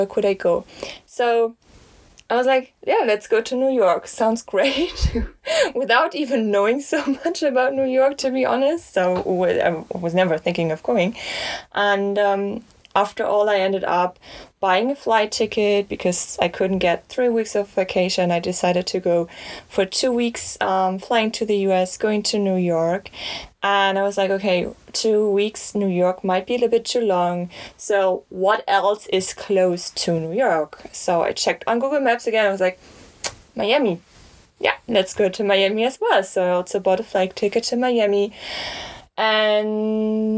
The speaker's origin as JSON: {"language": "English", "country": "Germany", "said": "I'm from Germany"}